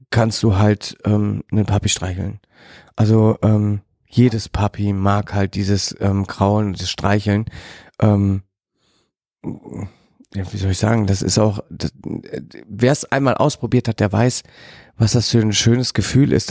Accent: Germany; bei uns in Deutschland

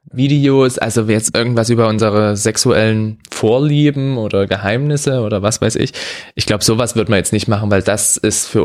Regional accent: Bavaria, Germany; ich bin kein Bayer, sondern ein Franke.

